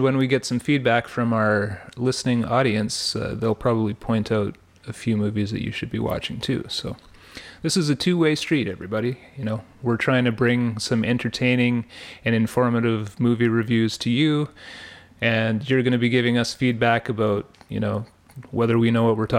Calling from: Ottawa, Ontario, Canada; I am …, broadcasting from Ottawa, Ontario

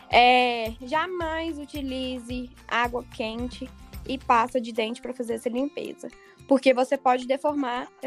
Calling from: Vazante, Minas Gerais, Brazil

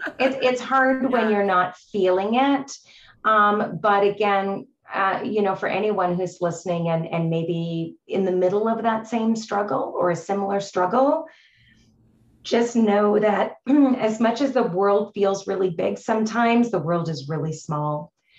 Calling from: Canada; I'm joining you from Canada, so another province

